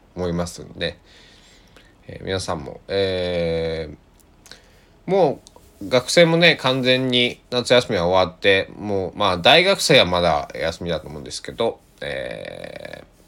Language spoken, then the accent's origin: Japanese; Kochi, Japan; 地元の高知